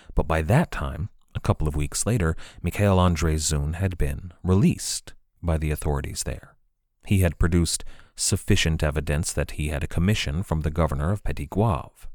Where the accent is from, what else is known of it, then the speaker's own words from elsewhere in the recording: United States; I'm an American